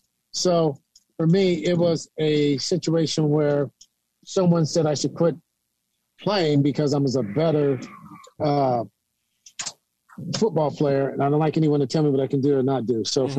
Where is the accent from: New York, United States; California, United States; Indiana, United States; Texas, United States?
California, United States; Sacramento; raised in the View, Meadowview.